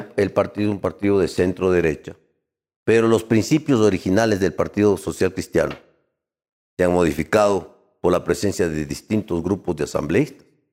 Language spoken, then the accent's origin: Spanish; Quito, Pichincha, Ecuador; now in Guayaquil, Ecuador; Yo soy de Guayaquil, nacido en Quito.